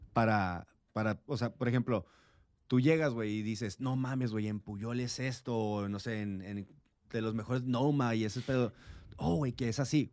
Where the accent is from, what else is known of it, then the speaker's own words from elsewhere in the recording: Tijuana, Baja California, Mexico; also born or lived in San Diego; soy nacido en San Diego, criado en Tijuana. Una persona fronteriza hecha y derecha.